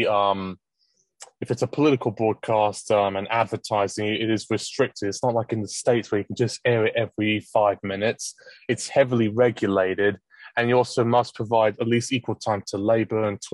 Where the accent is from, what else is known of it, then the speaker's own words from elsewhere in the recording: Essex and Hertfordshire, East of England, United Kingdom; I grew up in Essex and Hertfordshire